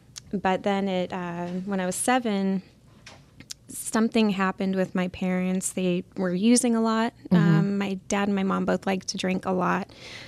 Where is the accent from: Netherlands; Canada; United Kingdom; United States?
United States; Huntington Beach, California; also born or lived in Santa Ana / Moreno Valley; we were living in Moreno Valley. So I was born in Santa Ana, and then we moved to Moreno Valley, and then we moved back to Huntington Beach when I was about age 7.